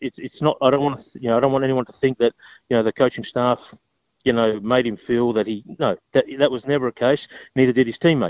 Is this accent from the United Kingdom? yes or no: no; Adelaide, South Australia, Australia; It's my hometown. You know, it's my hometown.